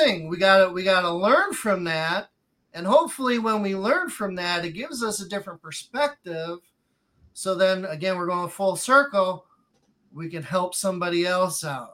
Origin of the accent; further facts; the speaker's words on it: Gary, Indiana, United States; my story growing up in Gary, Indiana, one of the hardest places in all of America